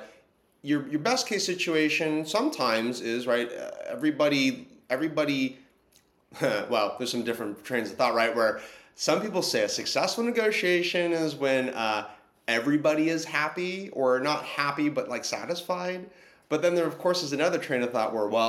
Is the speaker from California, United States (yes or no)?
yes; California, United States; as a Californian